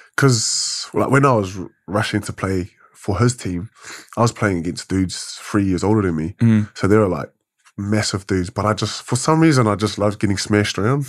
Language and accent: English; Wellington, New Zealand; Born and bred in Wellington